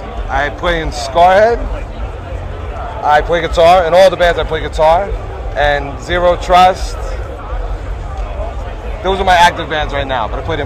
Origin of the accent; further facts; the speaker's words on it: Maplewood, New Jersey, United States; I am from Maplewood, New Jersey.